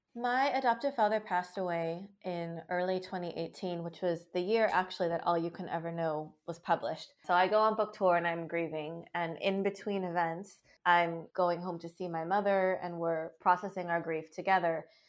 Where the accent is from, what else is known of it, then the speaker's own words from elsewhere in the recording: Seattle, Washington, United States; I was born very prematurely in the Seattle area and adopted from there.